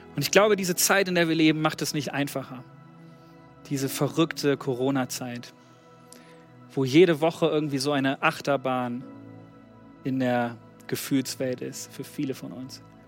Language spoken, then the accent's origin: German; Germany; wir haben als Deutsche